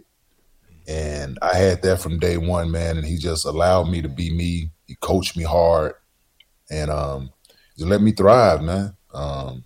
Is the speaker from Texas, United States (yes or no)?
yes; Dallas, Texas, United States; Growing up in Dallas